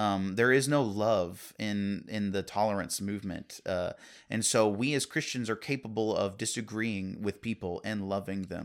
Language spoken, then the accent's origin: English; Virginia, United States; I grew up in Virginia.